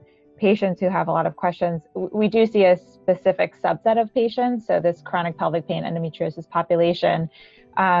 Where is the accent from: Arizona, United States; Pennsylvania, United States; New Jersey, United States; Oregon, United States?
New Jersey, United States; moved away as an adult; also born or lived in Ithaca / New York City; I grew up in Jersey